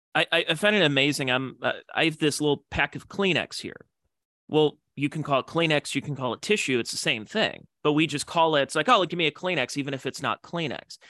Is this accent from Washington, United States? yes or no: no; Cleveland, Ohio, United States; I'm from Cleveland, Ohio